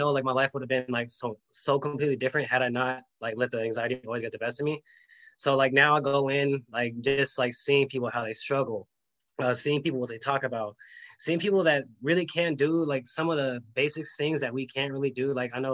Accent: California, United States; I grew up in California, grew up like the normal life

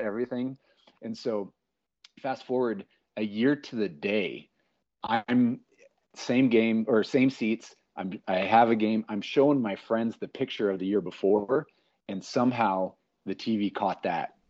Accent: Sioux City, Iowa, United States; moved away; also born or lived in Minneapolis; I'm just this little punk from Sioux City, Iowa

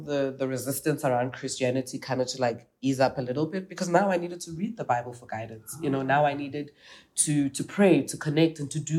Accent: South Africa; I'm South African.

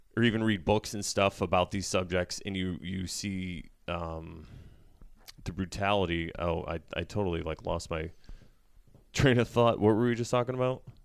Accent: United States; as an American

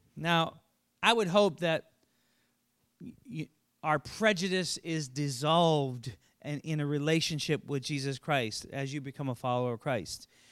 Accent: Sioux Falls, South Dakota, United States; I grew up in Shelt-, I think of kind of a sheltered little town here in Sioux Falls.

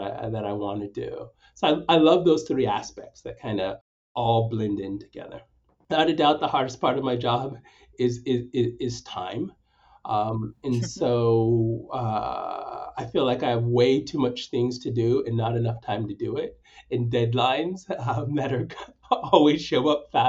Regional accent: Stockton, California, United States; also born or lived in Nanyuki, Kenya / Sacramento / Bakersfield; I was raised in the Central Valley, spent most of my time growing up in Stockton, but have also lived in Bakersfield

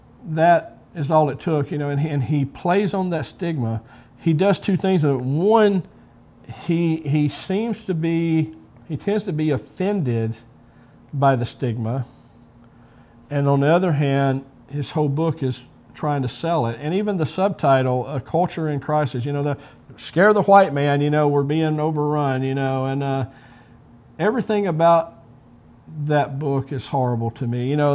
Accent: Sand Mountain, Alabama, United States; moved away as an adult; also born or lived in Milwaukee, Wisconsin / Blake; I grew up on Sand Mountain, you know, at a place where everyone was white and everyone was poor.

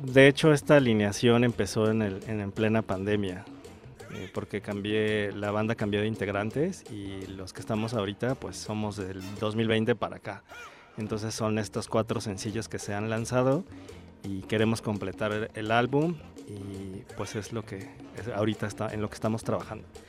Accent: Iztacalco, Mexico City, Mexico; Yo soy de Iztacalco

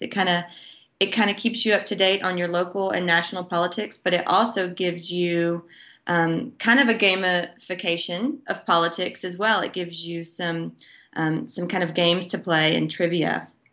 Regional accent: Dickson, Tennessee, United States; my hometown of Dixon, Tennessee, which is a small, quaint, um, almost rural town about forty-five minutes away from Nashville

